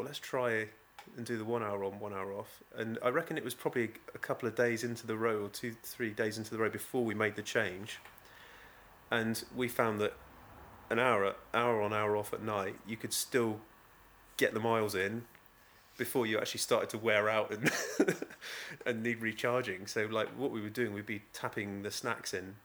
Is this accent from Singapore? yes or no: no; Beer, South West England, United Kingdom; also born or lived in Exmouth; I'm from Beer. You know, I grew up in Beer, and we had such a welcome home to our village